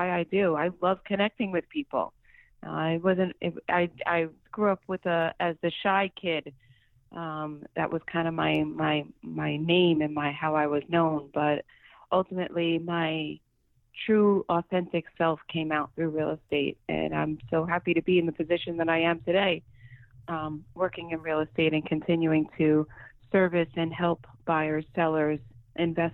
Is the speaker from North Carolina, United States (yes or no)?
no; New York, United States; I grew up in New York my whole life, although I've had stints in and out of the state